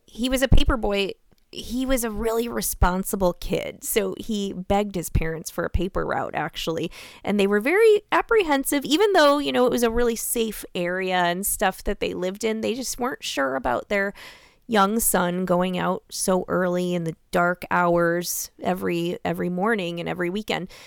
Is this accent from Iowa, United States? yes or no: yes; Iowa, United States; also born or lived in Des Moines; I'm born and raised in Iowa